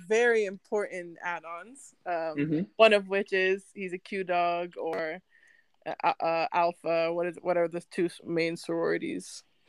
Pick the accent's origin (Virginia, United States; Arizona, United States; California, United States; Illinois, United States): Virginia, United States; also born or lived in Vancouver, Canada; So I've lived in Virginia. I grew up in Virginia.